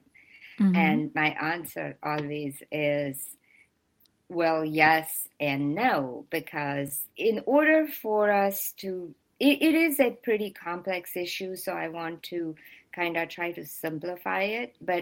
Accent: India; now in United States; I am originally from India

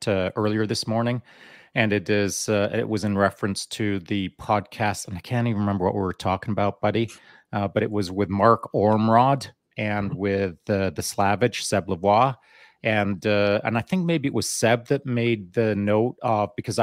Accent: Canada; also born or lived in England; when we moved from England to Canada at the age of 10, I just went out in the bush and hunted and fished a lot by myself because, you know, that's what we did back in the day in a small mountain town.

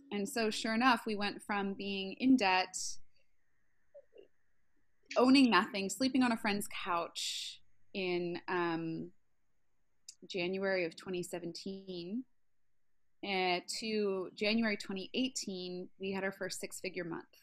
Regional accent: Baltimore, Maryland, United States; I'm from West Side of Baltimore, so yeah, even even West Side of Baltimore people can buy a house in San

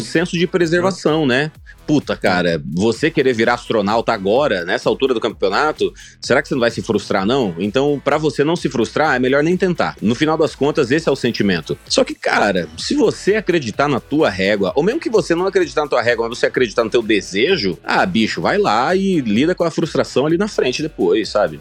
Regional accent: Sinop, Mato Grosso, Brazil; moved away; also born or lived in Cuiabá, Mato Grosso; Eu, eu nasci em Cuiabá, capital do Mato Grosso, mas eu cresci em Sinop, que é uma cidadezinha no interior do Mato Grosso

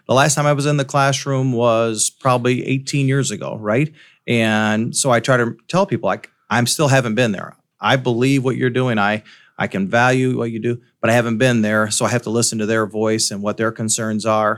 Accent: Davenport, Iowa, United States; now in Burlington, United States; I'm from the Davenport, Quad City area.

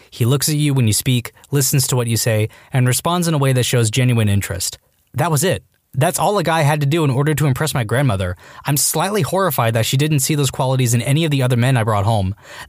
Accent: the South, United States; It's just how I was raised and or Southern politeness, but it worked. As a Southerner myself, that's common courtesy.

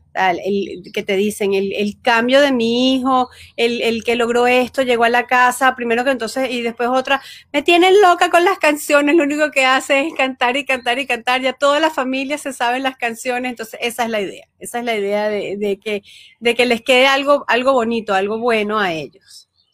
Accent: Venezuela; moved away as an adult; now in United States; yo soy venezolana, estudio psicopedagogía, 10 eh, años en Venezuela

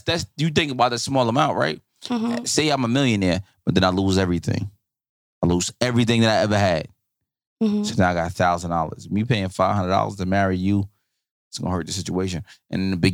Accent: Newark, New Jersey, United States; I'm from Newark.

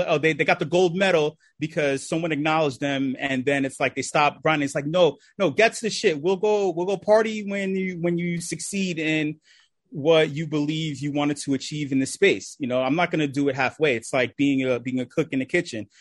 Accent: New York City, New York, United States; I'm from New York City, uh, the Lower East Side

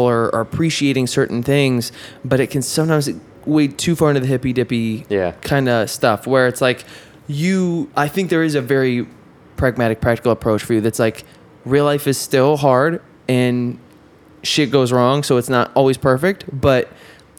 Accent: upstate New York, United States; I'm from New York, but not from the city. So I can't claim New York. Really. I'm from weird upstate

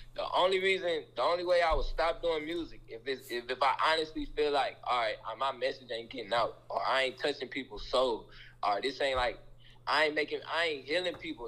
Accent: Omaha, Nebraska, United States; I'm from Omaha, Nebraska, from the cold.

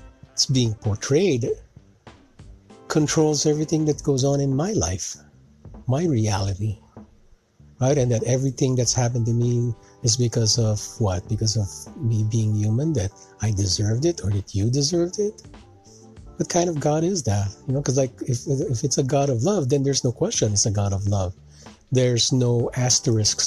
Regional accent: Philippines; also born or lived in Canada; now in United States; growing up in the Philippines, living in Canada, and now living here in the U.S.

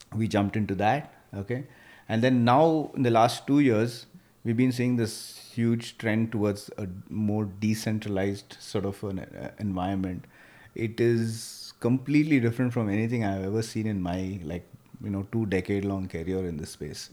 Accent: Bangalore, Karnataka, India; I came from Bangalore military school

